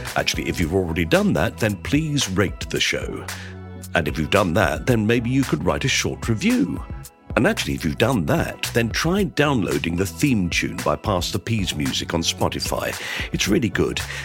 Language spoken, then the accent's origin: English; Tunbridge Wells, South East England, United Kingdom; in Tunbridge Wells, my hometown